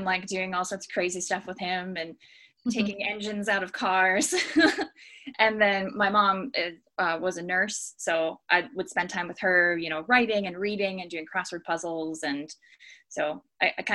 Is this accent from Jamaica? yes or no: no; near Harrisburg, Pennsylvania, United States; moved away as an adult; now in Great Lakes, United States; I'm originally from Eders, Pennsylvania, which is just outside of Harrisburg, Pennsylvania